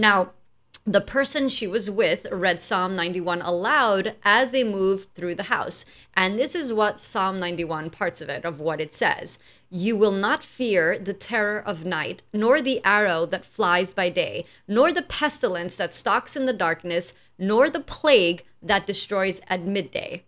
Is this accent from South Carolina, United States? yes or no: no; New York, United States; we're from New York